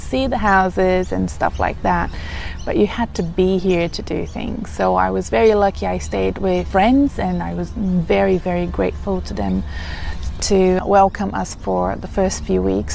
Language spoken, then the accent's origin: English; Brazil; moved away as an adult; now in Australia; in Brazil, my home country